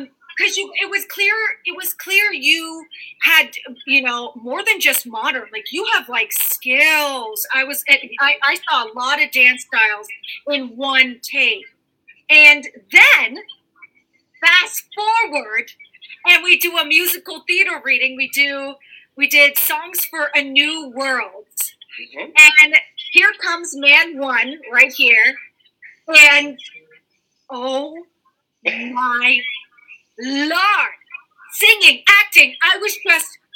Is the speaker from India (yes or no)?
no; New York City, New York, United States; I'm Queens